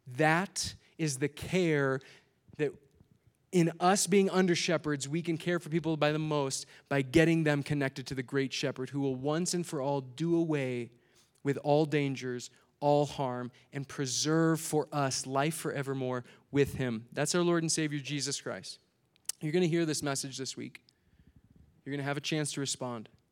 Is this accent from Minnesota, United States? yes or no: yes; Minnesota, United States; I'm from Minnesota